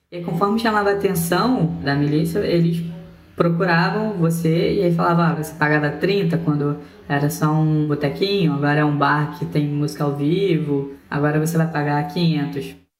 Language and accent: Portuguese; Rio de Janeiro, Brazil; also born or lived in Northeast Brazil; como a maioria das pessoas que moram em Rio das Pedras, eu vim do Nordeste, né? Minha família veio em busca de oportunidades